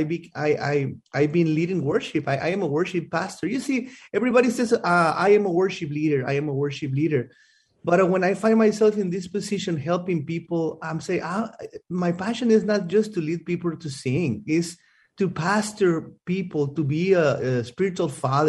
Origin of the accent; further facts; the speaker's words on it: Mexico; moved away as an adult; now in United States; I am from Mexico. I grew up in Mexico. Well, I was here from 0 to 3 years old.